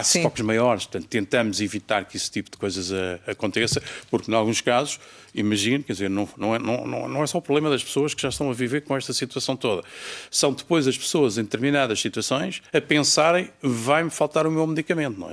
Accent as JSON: {"language": "Portuguese", "country": "Portugal"}